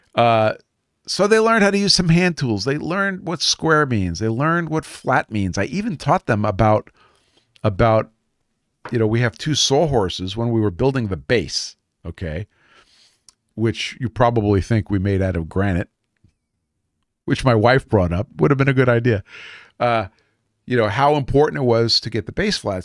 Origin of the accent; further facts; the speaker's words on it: New York City, New York, United States; moved away; I am from Brooklyn